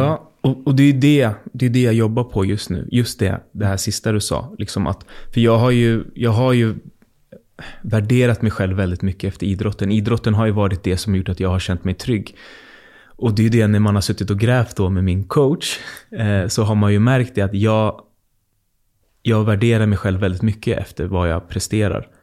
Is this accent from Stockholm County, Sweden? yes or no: yes; Botkyrka, Stockholm County, Sweden; jag bor ganska nära där jag växte upp i Fittja